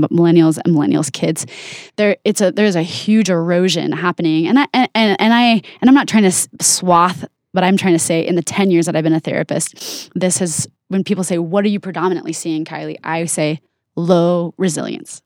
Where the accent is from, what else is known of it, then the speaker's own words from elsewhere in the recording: Oregon, United States; now in Utah, United States; I didn't grow up in Utah, I grew up in Oregon